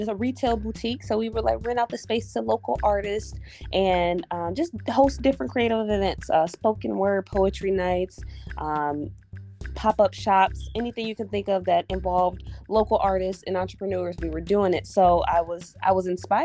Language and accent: English; Cleveland, Ohio, United States; I was born and raised in Cleveland